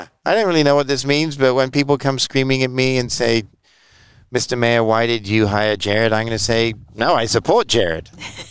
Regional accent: England, United Kingdom; I mean, I'm not, like, as I said, I'm from England.

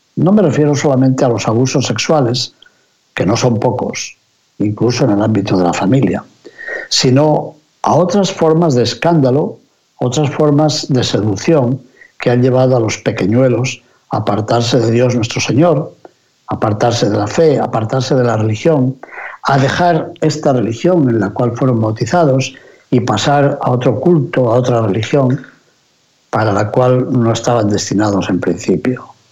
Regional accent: near Benavides de Órbigo, Castile and León, Spain; Cerca del pueblecito donde yo me crié, también en Benavides de Órbigo

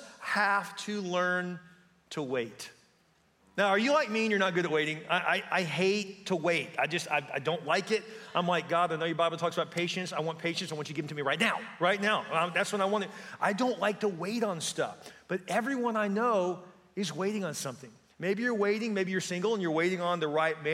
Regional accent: Houston, Texas, United States; I grew up in Houston.

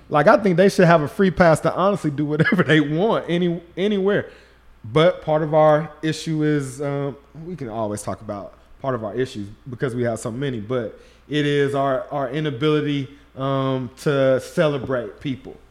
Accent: Shreveport, Louisiana, United States; I grew up in Shreveport, Louisiana

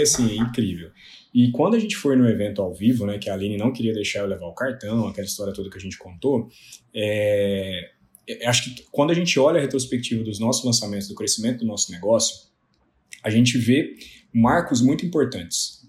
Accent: Lavras, Minas Gerais, Brazil; Eu sou de Lavras, do sul de Minas Gerais

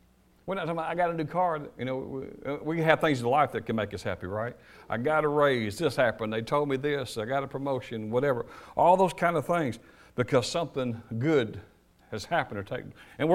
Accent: United States; I am an American

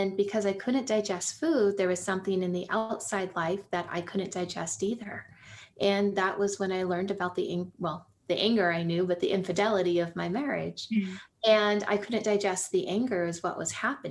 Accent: Silicon Valley, California, United States; I grew up actually near the poverty line in Silicon Valley

